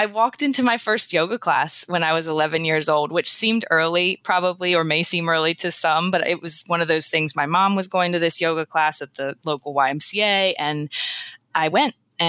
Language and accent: English; Eastern Shore, United States; I grew up on the Eastern Shore